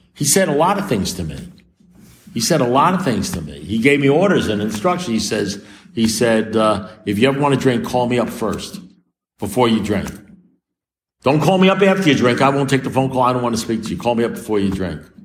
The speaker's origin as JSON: {"language": "English", "town": "New York City", "region": "New York", "country": "United States", "said": "I'm a New Yorker"}